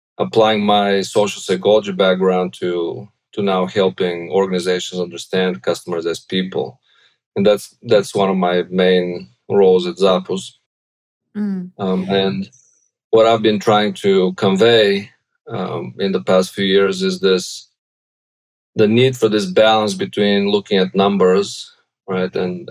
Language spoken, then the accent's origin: English; Bulgaria; English is a second language; moved away as an adult; now in United States; I'm originally from Bulgaria